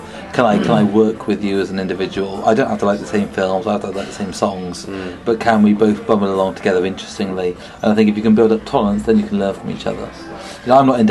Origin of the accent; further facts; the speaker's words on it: England, United Kingdom; as an Englishman